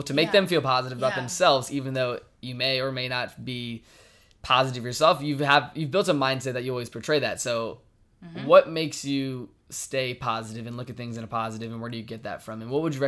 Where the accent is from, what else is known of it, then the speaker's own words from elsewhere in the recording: Virginia, United States; I'm from Virginia